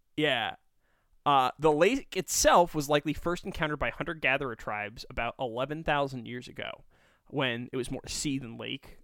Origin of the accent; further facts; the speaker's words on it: New York, United States; I'm a New Yorker.